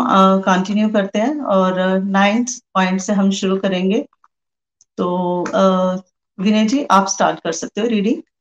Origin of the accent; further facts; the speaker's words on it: Pathankot, Punjab, India; और मैं पठानकोट से हूँ